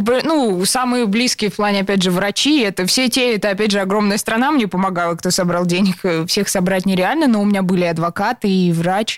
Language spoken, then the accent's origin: Russian; Serpukhov, Moscow Oblast, Russia; мы из разных городов, я была в Сербху